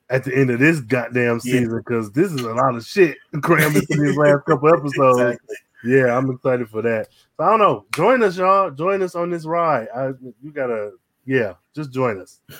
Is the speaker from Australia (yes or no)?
no; Pakistan; now in Seattle, United States; Yeah, so, like, you know, I'm from Pakistan.